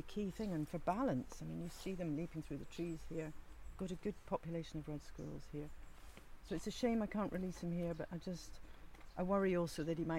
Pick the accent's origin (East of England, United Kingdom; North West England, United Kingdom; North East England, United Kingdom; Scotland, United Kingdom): Scotland, United Kingdom; I was brought up in Ardnamurchan, where we culled a lot of deer.